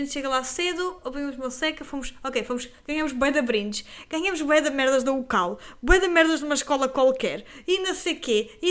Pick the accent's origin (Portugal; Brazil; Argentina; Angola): Portugal; Lagos, Algarve